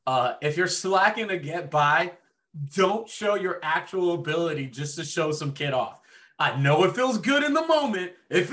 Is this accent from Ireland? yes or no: yes; Dublin, Leinster, Ireland; born there; my family immigrated from France over to Ireland, and I was born in Dublin.